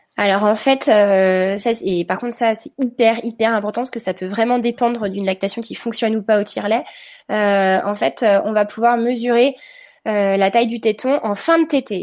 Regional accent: France; comme chez nous en France

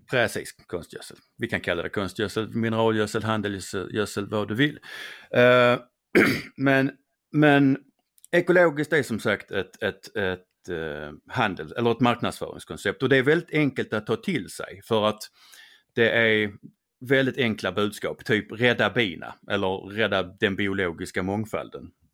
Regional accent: Skåne, Sweden; accent: Skånska; min skånska

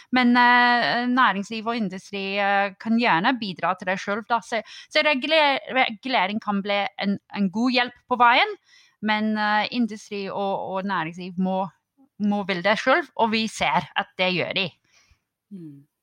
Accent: United Kingdom; Norwegian is a second language; now in Norway; Som en brite

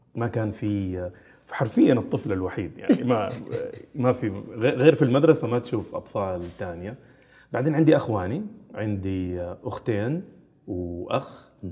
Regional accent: Jeddah, Makkah Province, Saudi Arabia; also born or lived in Austria; مدينة جدة هي مدينتي تربيت فيها عشت فيها إلين مرحلة الجامعة

